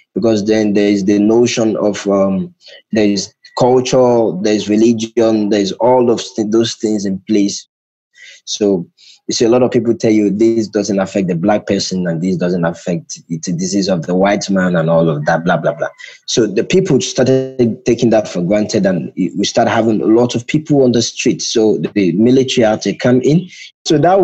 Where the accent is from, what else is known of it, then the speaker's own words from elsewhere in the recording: Nigeria; moved away as an adult; now in Accra, Ghana; I'm currently speaking from Accra, Ghana. I'm originally from Nigeria. I've just moved into Ghana very recently